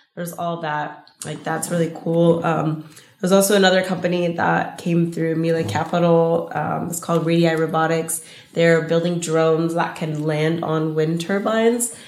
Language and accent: English; Los Angeles, California, United States; I'm from